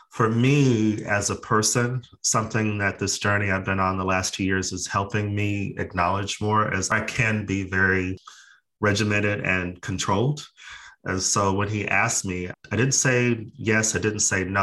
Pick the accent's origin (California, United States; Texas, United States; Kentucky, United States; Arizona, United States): Arizona, United States; Phoenix; now in Los Angeles, United States; I am originally from Phoenix, Arizona, but I have not lived there since the early 90s. I moved to LA like many people to be a movie star.